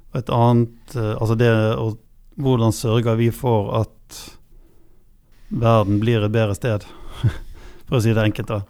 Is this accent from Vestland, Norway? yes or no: yes; Bergen, Vestland, Norway; jeg er jo fra Bergen